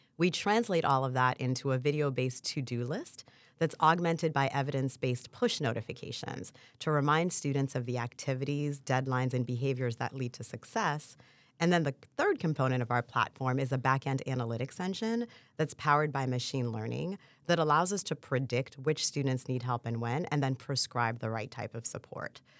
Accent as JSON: {"language": "English", "town": "Port-au-Prince", "region": "Ouest", "country": "Haiti", "tie": "born or raised there", "moved": "yes", "lives_now": "United States", "said": "I was born in Port-au-Prince, Haiti"}